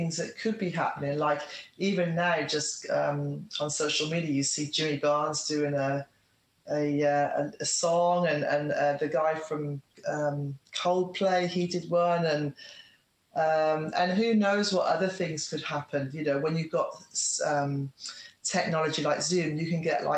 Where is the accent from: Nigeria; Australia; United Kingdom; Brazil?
Australia; stay in my hometown where my son is and where all my friends are and everything I know